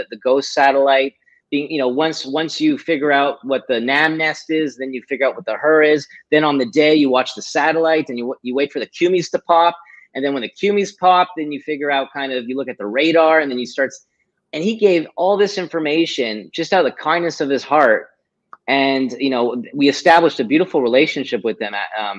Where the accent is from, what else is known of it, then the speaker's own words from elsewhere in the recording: Montreal, Quebec, Canada; I'm originally from Montreal